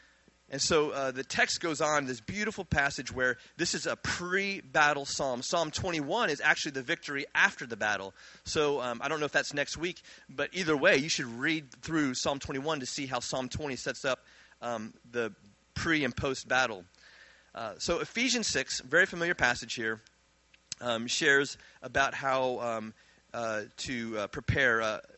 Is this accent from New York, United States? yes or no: no; Virginia, United States; born there; He grew up in Virginia. I was born in Virginia.